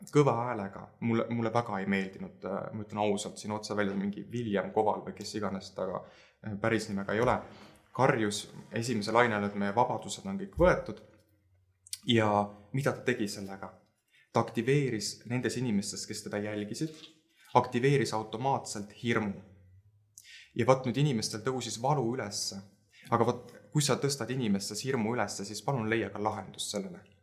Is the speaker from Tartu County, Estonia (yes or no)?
yes; Tartu, Tartu County, Estonia; also born or lived in Lääne-Viru County; me kolisime ära siis Lääne-Virumaalt, äh, äh, kuna vanemad lahutasid ja, ja me kolisime Tartusse ja minu jaoks hakkas sealt nagu elu pihta